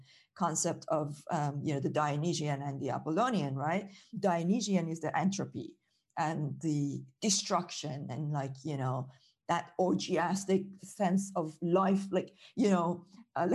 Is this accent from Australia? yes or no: no; Iran; moved away as an adult; now in United Kingdom; I grew up in Iran